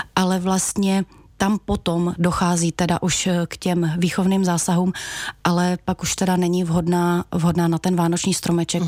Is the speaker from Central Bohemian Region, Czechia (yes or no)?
no; Velké Meziříčí, Vysočina Region, Czechia; pocházím od Velkého Meziříčí